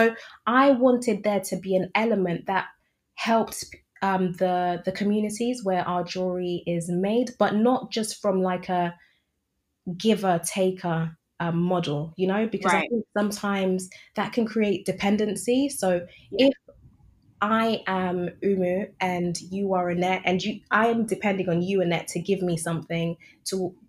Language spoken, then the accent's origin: English; United Kingdom; I'm British, born and raised, but I have my strong affinity with my East African roots.